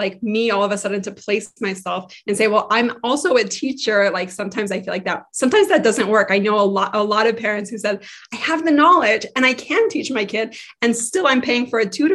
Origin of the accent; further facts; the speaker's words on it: Israel; moved away as an adult; also born or lived in Boston / Minnesota; now in Washington, D.C., United States; I grew up in Israel, actually. My parents are from Denver